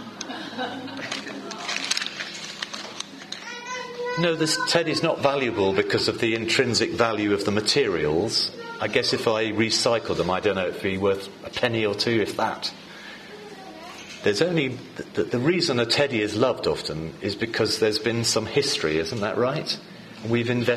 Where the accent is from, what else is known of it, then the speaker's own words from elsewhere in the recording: England, United Kingdom; I'm English